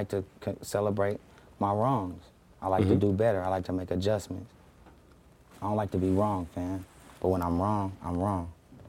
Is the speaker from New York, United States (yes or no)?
no; Carson, California, United States; also born or lived in McComb, Mississippi; I was just born there.